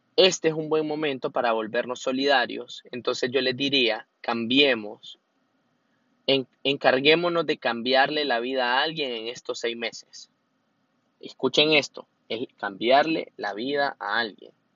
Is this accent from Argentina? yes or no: no; Honduras; soy hondureño